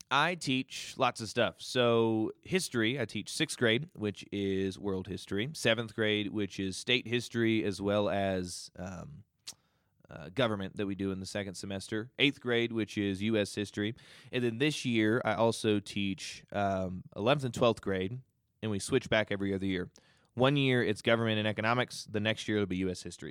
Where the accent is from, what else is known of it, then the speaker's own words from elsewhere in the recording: Kentucky, United States; moved away as an adult; now in Utah, United States; I am from Kentucky. Very proud that I'm from Kentucky